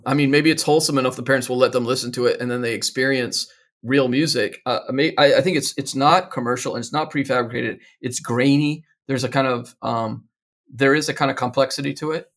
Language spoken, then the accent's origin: English; Georgia, United States; I grew up in Georgia in the nineteen seventies.